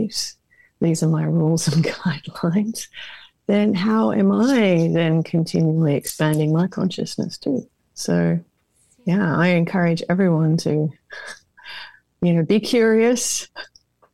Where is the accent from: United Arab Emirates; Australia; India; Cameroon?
Australia; Perth, Western Australia; I'm from Perth, the most remote part.